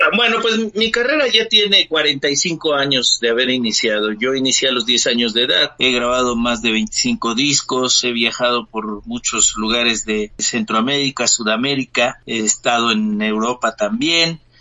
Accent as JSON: {"language": "Spanish", "country": "Mexico", "said": "nosotros los mexicanos"}